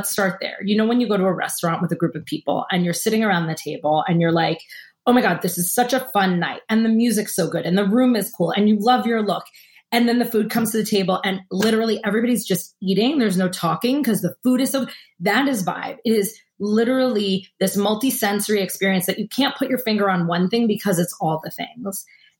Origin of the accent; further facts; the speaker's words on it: East Coast, United States; Yeah, of course I've been to the Caribbean. I grew up on the East Coast.